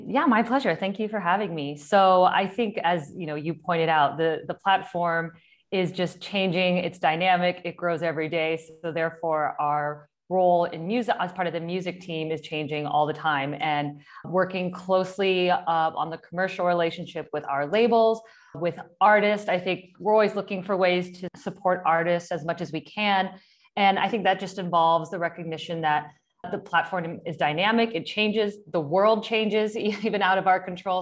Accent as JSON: {"language": "English", "region": "Kansas", "country": "United States", "said": "I'm from Kansas"}